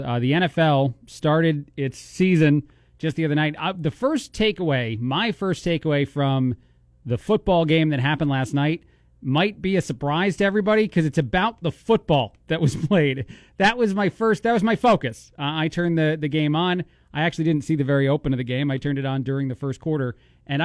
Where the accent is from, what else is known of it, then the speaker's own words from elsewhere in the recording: East Coast, United States; now in Bloomington, United States; being from the East Coast